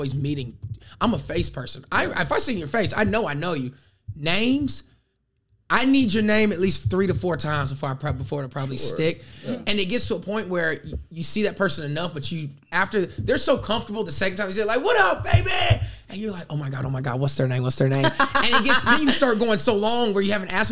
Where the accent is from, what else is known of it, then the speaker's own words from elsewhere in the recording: the South, United States; I'm from the South